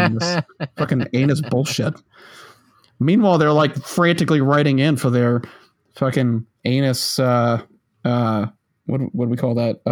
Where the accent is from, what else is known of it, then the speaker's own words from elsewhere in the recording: Massachusetts, United States; now in South Carolina, United States; my home state of Massachusetts